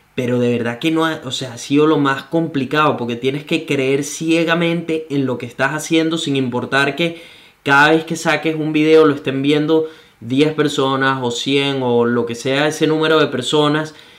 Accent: Venezuela; moved away; Solo soy un venezolano

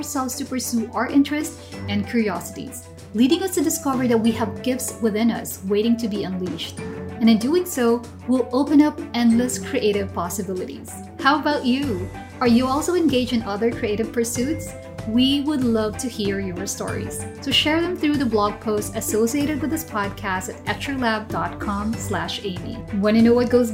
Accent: Singapore; we're both from Singapore, right? From the same church

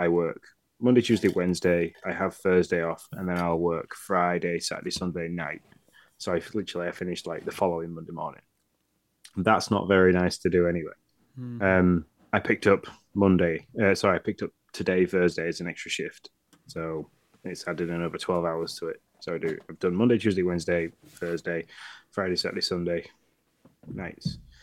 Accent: Yorkshire and the Humber, United Kingdom; being the Yorkshireman of this podcast

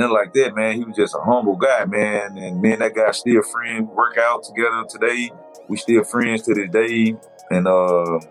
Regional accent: Monroe, Louisiana, United States; I grew up in the East Side Booker T area.

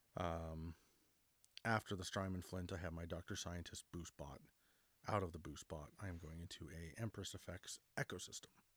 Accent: Canada; We're, we're Canadian

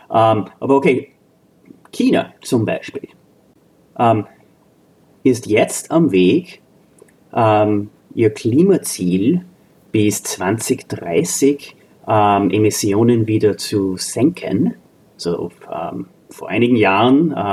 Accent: Austria; now in United States; zähle ich auch dazu als Österreicher, äh, Austroamerikaner

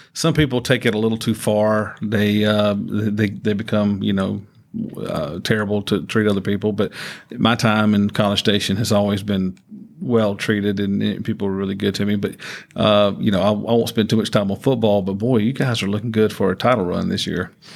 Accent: Georgia, United States; moved away; I, I grew up in Georgia

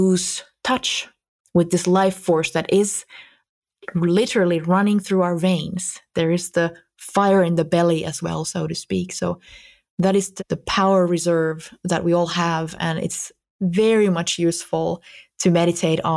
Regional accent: Finland; here in my homeland

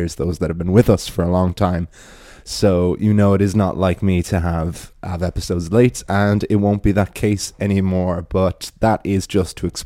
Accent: Wicklow, County Wicklow, Ireland; Wicklow Town, my hometown

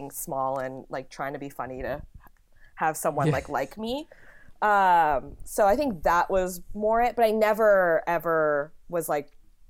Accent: the Bay Area, California, United States; now in New York, United States; I grew up in the Bay.

